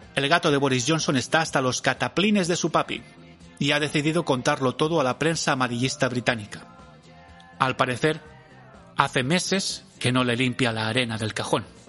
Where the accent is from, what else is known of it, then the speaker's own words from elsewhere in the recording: a town about 55 km from Valencia, Valencian Community, Spain; desde mi pueblo a Valencia, que son unos 55